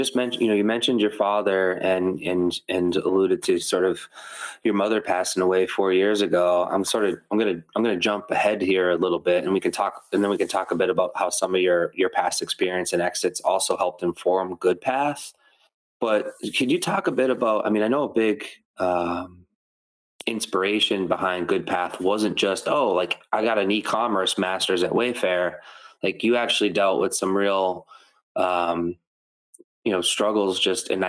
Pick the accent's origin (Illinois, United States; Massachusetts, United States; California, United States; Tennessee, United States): Massachusetts, United States; Methuen; Holy Family Hospital, which is in my hometown, Methuen, Massachusetts